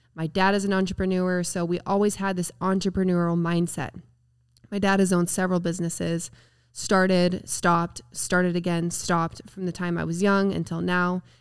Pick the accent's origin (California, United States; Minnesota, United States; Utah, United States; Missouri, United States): Utah, United States; Spanish Fork; I'm from Spanish Fork, Utah, actually Woodland Hills, if you're familiar with Utah. I'm just Spanish Fork High School